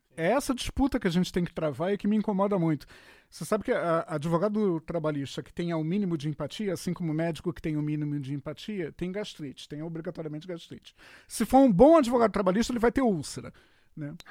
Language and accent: Portuguese; Rio de Janeiro, Brazil; eu sou carioca da antiga